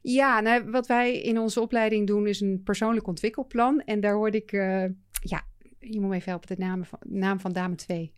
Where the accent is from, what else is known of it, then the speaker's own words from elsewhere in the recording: Netherlands; we wel als Nederlanders